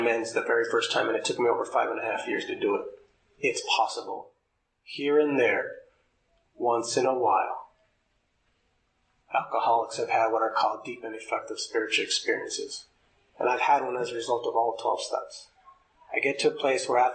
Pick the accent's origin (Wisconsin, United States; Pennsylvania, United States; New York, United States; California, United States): California, United States; Los Angeles; I grew up in Los Angeles